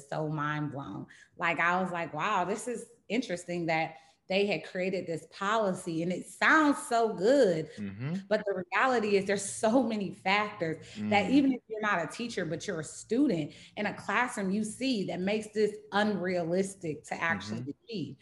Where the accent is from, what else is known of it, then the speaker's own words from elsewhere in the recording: Charlotte, North Carolina, United States; also born or lived in California; now in Baltimore, United States; I grew up in Charlotte, North Carolina